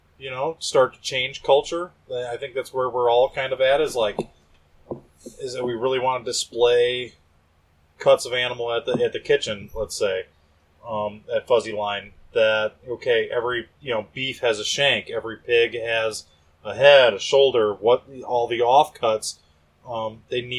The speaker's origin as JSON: {"language": "English", "region": "Northwest Indiana", "country": "United States", "also_born_or_lived": "San Diego / Chicago", "said": "I'm from Northwest Indiana"}